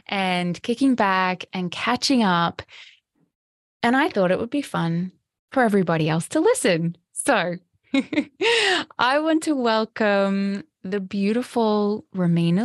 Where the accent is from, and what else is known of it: Australia; now in Sunshine Coast, Australia